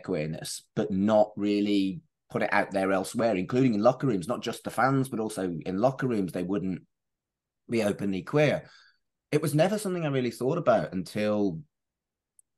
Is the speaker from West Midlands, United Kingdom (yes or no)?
yes; Wolverhampton, West Midlands, United Kingdom; moved away as an adult; now in Manchester, United Kingdom; I moved here for university, but I grew up in Wolverhampton